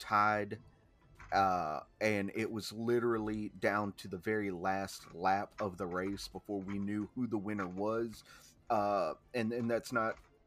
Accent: the South, United States; growing up in the South

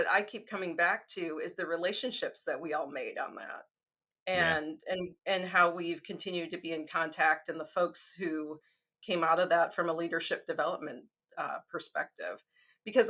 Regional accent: Chicago, Illinois, United States; moved away as an adult; now in Oklahoma, United States; I'm from Chicago. That's completely a part of my identity

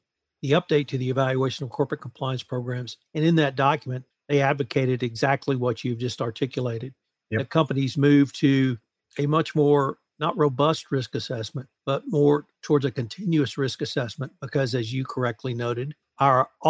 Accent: Houston, Texas, United States; I'm from Houston

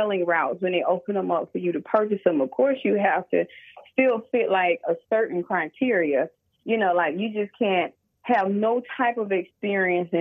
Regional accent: Bessemer, Alabama, United States; I live in Alabama, born and raised in Bessemer

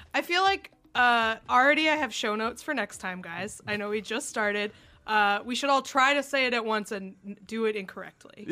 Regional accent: New Hampshire, United States; I grew up in New Hampshire

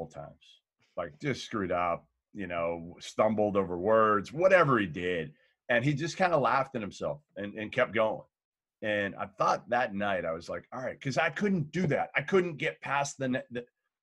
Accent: Boston, Massachusetts, United States; growing up in Boston

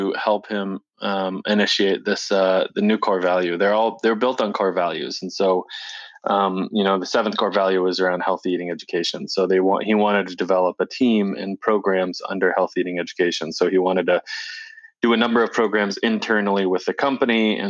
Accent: Portsmouth, New Hampshire, United States; we're both from New Hampshire. So we grew up in Portsmouth, New Hampshire, outside of Portsmouth, Hampton, Portsmouth, New Hampshire

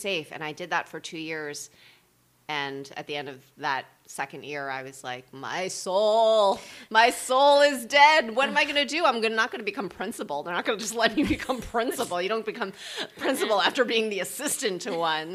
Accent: New Jersey, United States; I grew up in New Jersey

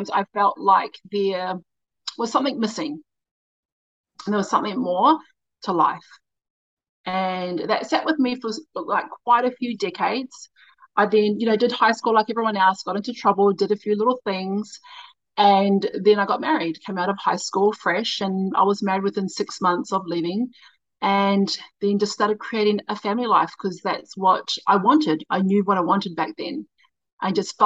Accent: Christchurch, Canterbury, New Zealand; I'm from Christchurch. So born and raised in Christchurch

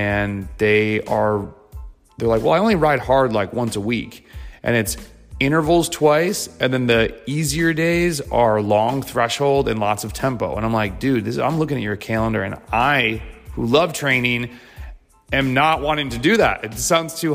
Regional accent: United States; also born or lived in Lincoln, Nebraska; now in North Carolina, United States; as American cyclists

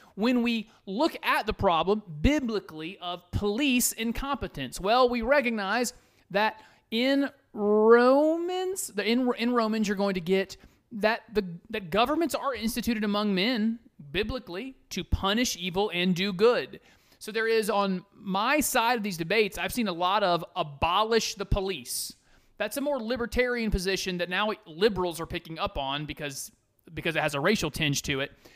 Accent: United States; I am an American

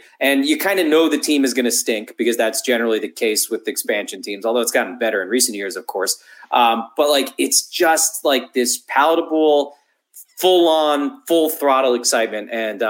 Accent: South Florida, United States; now in San Diego, United States; I grew up in South Florida, and the Marlins didn't exist till I was 11.

